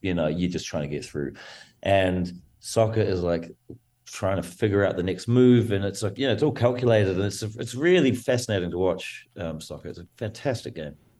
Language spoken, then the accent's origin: English; New Zealand; I come from New Zealand, so very, it's a rugby mad nation